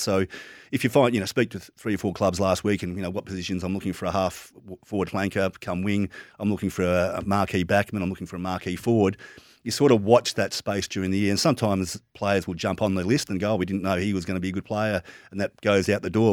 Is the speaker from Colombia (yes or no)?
no; Moorabbin, Victoria, Australia; I was born in Moorabbin